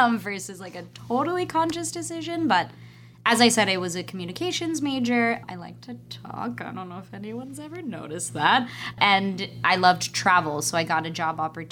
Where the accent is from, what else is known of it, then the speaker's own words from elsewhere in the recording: Pennsylvania, United States; moved away; I grew up in Pennsylvania